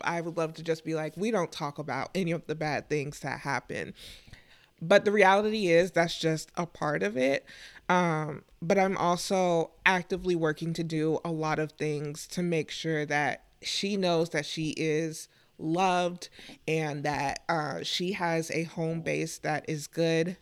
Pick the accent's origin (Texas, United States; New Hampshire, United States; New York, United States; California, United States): Texas, United States; moved away; growing up in Texas, um, originally